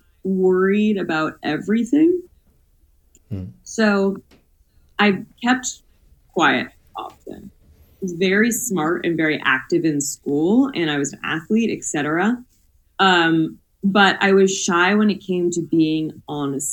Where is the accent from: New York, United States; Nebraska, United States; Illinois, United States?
New York, United States; now in Los Angeles, United States; I'm from New York, but I moved